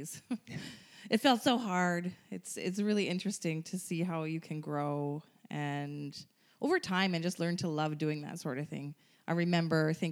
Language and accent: English; Ottawa, Ontario, Canada; I'm from Ottawa